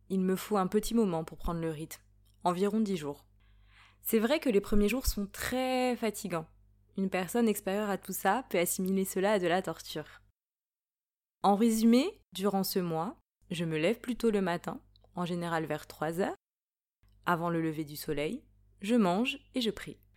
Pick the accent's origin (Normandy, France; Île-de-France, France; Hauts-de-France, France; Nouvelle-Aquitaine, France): Hauts-de-France, France; now in Paris, France; Je vis à Paris, je suis née en Picardie. Mes parents sont originaires du Mali.